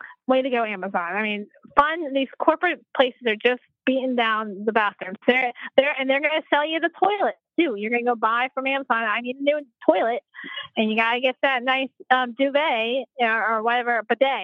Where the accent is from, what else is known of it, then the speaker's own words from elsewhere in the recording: the South, United States; I'm from the good old South, so, but you couldn't tell from my accent whatsoever